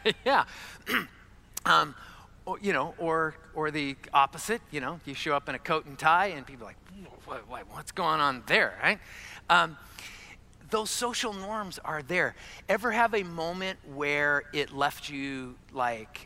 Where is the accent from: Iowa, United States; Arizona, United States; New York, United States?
Arizona, United States; I was born and raised in Arizona